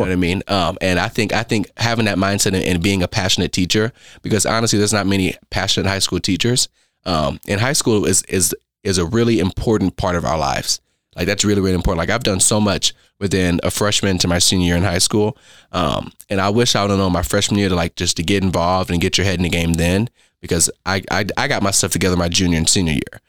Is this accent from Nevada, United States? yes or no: yes; Las Vegas, Nevada, United States; moved away as an adult; also born or lived in Oakland, California; now in Owensboro, United States; I'm from Las Vegas, Nevada. Now, I was born in Oakland, California